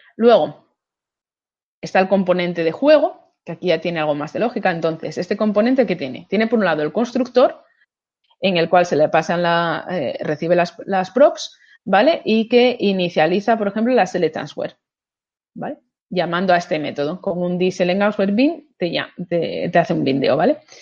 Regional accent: Asturias, Spain

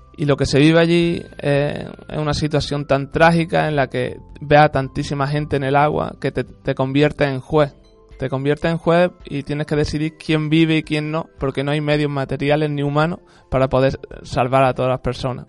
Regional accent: Spain; yo como único español

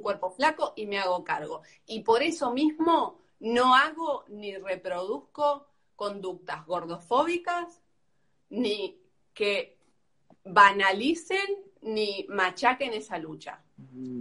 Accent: Argentina; soy argentina, nací en Argentina

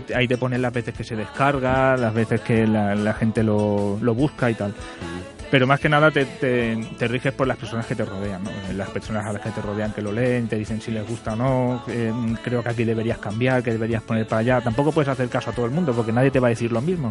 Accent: Barcelona, Catalonia, Spain; moved away; yo también como soy de allí, de Barcelona

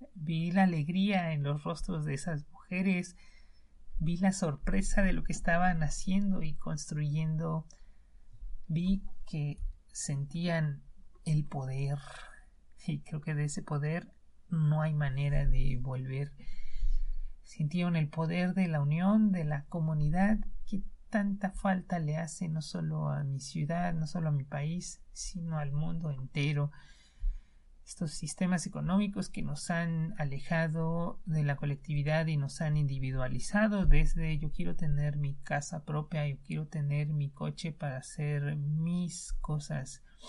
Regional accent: Mexico; en México, en mi país

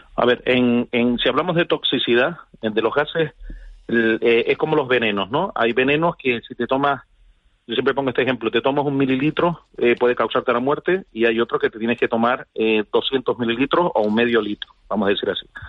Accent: Canary Islands, Spain; como canario, como ciudadano que vive en Canarias

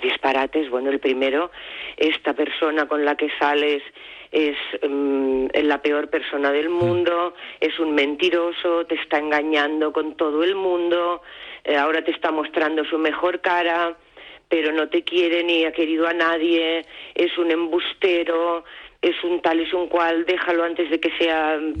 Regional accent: Barcelona, Catalonia, Spain; moved away as an adult; also born or lived in Palma; Nosotros somos de Barcelona, pero llevábamos muchos años viviendo fuera, viviendo en Palma

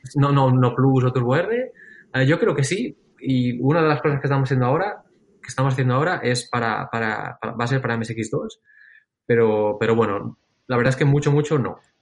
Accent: Lloret de Mar, Catalonia, Spain; yo de crío vivía en Lloret de Mar

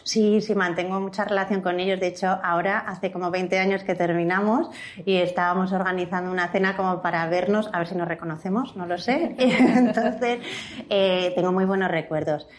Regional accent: Huesca, Aragon, Spain; moved away; also born or lived in Barcelona; yo soy de Huesca

